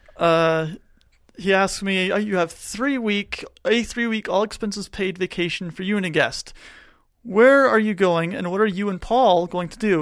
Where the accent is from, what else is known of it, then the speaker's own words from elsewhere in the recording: Tucson, Arizona, United States; moved away; I grew up in Tucson